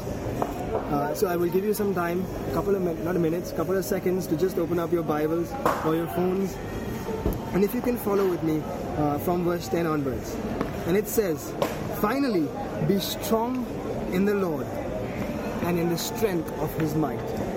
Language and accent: English; Mumbai, Maharashtra, India; I'm from Mumbai, India